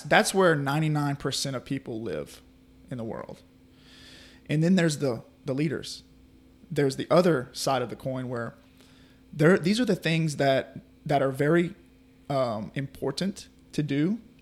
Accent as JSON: {"language": "English", "town": "Carriere", "region": "Mississippi", "country": "United States", "tie": "born or raised there", "also_born_or_lived": "New Orleans, Louisiana", "said": "I was born in New Orleans, Louisiana, and, uh, we moved here. My, my mom and dad moved me here in two thousand. We moved to Carrier"}